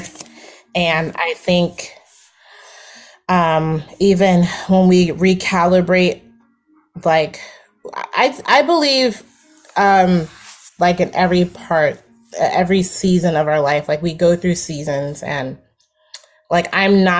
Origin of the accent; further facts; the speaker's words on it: New Jersey, United States; I'm from New Jersey